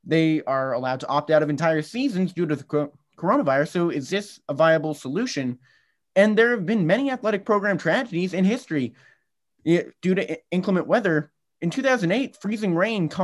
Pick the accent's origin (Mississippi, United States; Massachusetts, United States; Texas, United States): Massachusetts, United States; here in my home state of Massachusetts